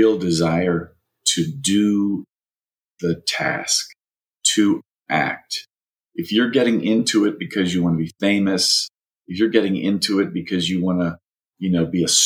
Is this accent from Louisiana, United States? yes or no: yes; Louisiana, United States; moved away as an adult; now in Los Angeles, United States; from Louisiana too